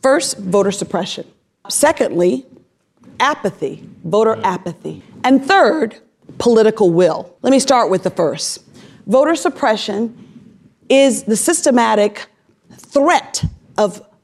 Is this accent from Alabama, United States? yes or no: yes; Selma, Alabama, United States; I grew up in Selma, Alabama